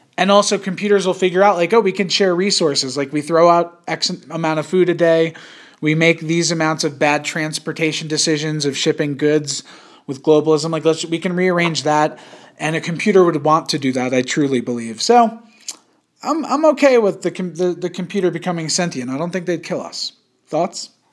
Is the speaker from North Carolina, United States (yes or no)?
no; Yonkers, New York, United States; I was born in Yonkers